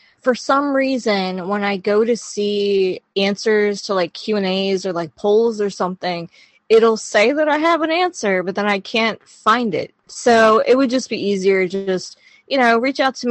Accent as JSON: {"language": "English", "country": "United States", "accent": "Yankee", "said": "With my Yankee accent"}